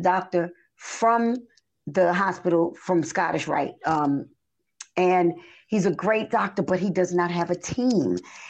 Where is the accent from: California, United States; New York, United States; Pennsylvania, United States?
New York, United States; also born or lived in Princeton, New Jersey; now in Georgia, United States; I came from New York first. I left New York and went to Princeton, New Jersey, and stayed in Princeton for 2 years. And then I came to Georgia.